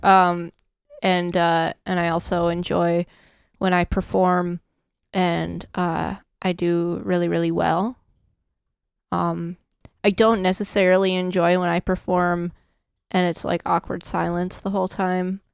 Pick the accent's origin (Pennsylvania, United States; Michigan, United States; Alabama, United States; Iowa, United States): Iowa, United States; Storm Lake; now in Indiana, United States; I'm from Storm Lake, Iowa